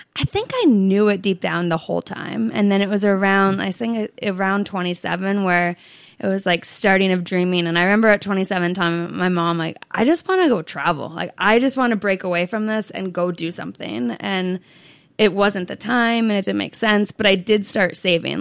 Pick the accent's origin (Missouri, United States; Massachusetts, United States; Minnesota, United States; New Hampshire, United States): New Hampshire, United States; moved away as an adult; also born or lived in Arizona / San Diego; I grew up in New Hampshire.